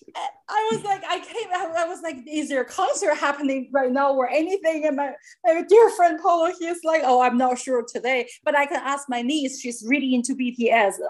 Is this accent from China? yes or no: yes; China; moved away; I grew up in China